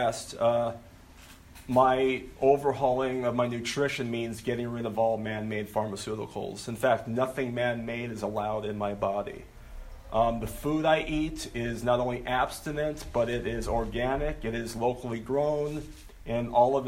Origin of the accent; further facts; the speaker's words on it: Okinawa, Japan; moved away; I'm from Okinawa, Japan. That's where I was born.